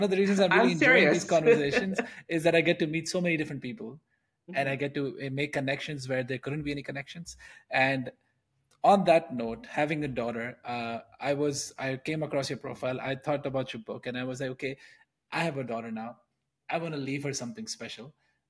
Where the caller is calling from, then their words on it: Netherlands; I'm calling in from the Netherlands.